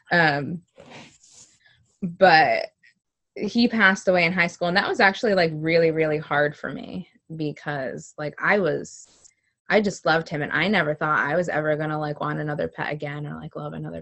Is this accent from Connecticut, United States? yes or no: yes; Connecticut, United States; I was born in Connecticut, and my parents lived together